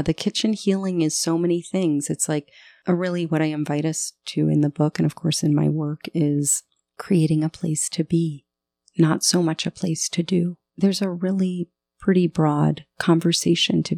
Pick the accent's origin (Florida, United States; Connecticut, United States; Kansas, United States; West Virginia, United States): Florida, United States; southern; I grew up in southern Florida